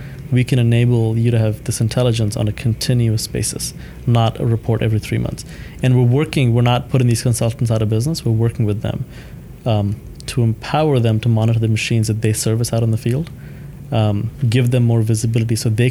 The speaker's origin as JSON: {"language": "English", "country": "Thailand", "tie": "born or raised there", "also_born_or_lived": "India", "said": "So my family moved from India to Thailand mm-hmm. when I was three, and I grew up in Thailand."}